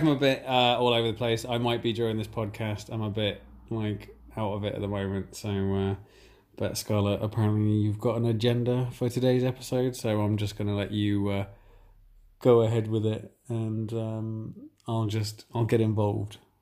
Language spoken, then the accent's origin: English; England, United Kingdom; as we are English